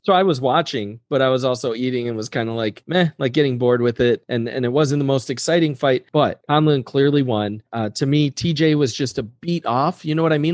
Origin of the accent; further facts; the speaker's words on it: United States; I'm an American